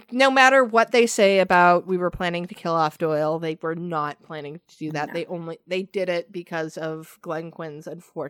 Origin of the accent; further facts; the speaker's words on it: Canada; even though I'm Canadian, my French is atrocious.